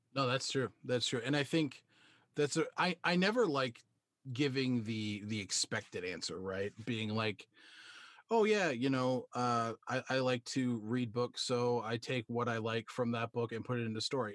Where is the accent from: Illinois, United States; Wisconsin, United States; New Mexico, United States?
Wisconsin, United States; I'm a cheesehead. I'm from Wisconsin